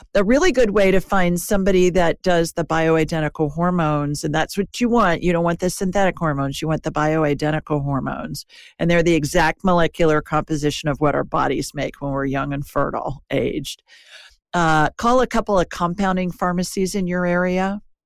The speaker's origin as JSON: {"language": "English", "region": "Ohio", "country": "United States", "tie": "born or raised there", "said": "I grew up in Ohio"}